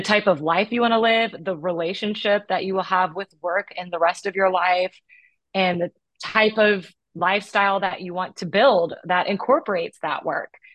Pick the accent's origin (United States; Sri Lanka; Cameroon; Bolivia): United States; growing up in America